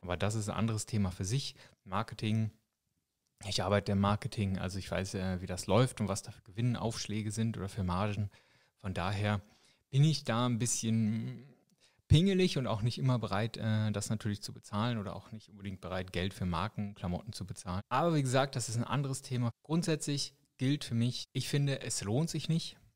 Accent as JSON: {"language": "German", "country": "Germany", "moved": "yes", "lives_now": "Switzerland", "said": "als Deutscher, der ich hier schon eine Weile lebe"}